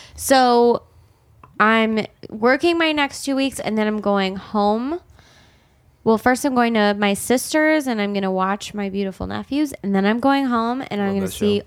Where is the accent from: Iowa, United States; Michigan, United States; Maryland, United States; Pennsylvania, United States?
Michigan, United States; Detroit; I am from Detroit